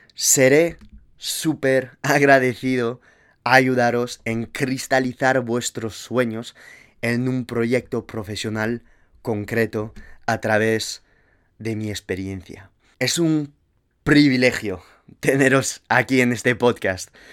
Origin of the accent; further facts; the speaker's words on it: Toulouse, Occitania, France; accent: French; moved away as an adult; also born or lived in Madrid, Spain; now in San Francisco, United States; tomé la decisión de irme de mi ciudad natal, Toulouse